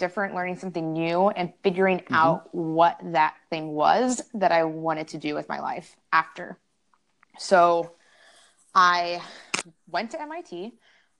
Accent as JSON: {"language": "English", "town": "San Antonio", "region": "Texas", "country": "United States", "also_born_or_lived": "all over the country", "said": "And I am from San Antonio, Texas, but grew up all over the country because I come from a military family."}